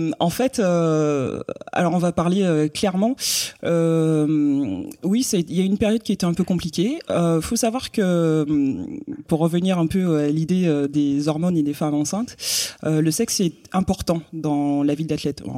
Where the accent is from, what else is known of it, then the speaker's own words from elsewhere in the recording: Guadeloupe; moved away as an adult; also born or lived in Bordeaux; je viens de la Guadeloupe, donc euh, à l'époque où je vivais en Guadeloupe